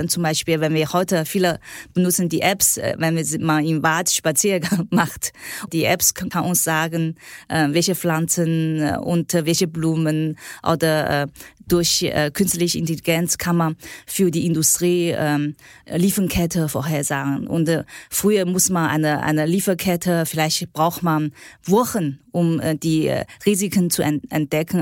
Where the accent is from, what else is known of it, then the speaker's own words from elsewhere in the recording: China; German is a second language; moved away as an adult; now in Germany; ich bin äh, in China aufgewachsen